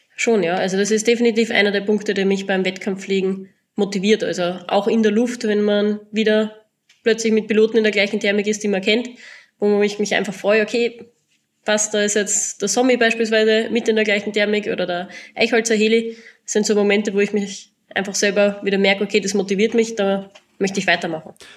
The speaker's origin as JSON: {"language": "German", "region": "southern Styria", "country": "Austria", "said": "Ich komme ursprünglich aus der Südsteiermark"}